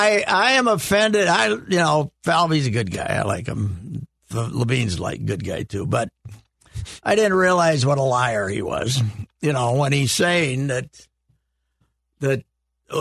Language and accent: English; United States; I grew up in Murray County. We had the German names.